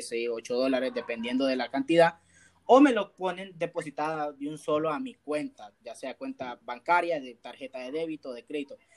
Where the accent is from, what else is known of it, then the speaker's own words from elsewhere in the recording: El Salvador; soy salvadoreño, llego a Venezuela